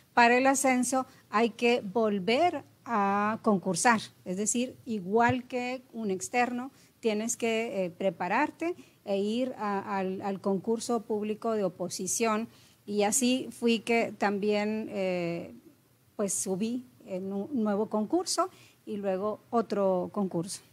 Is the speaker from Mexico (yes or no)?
yes; Monterrey, Nuevo León, Mexico; moved away as an adult; also born or lived in Tamaulipas; soy regia eh, con ascendencia potosina, es decir, nací aquí, mis padres son de San Luis Potosí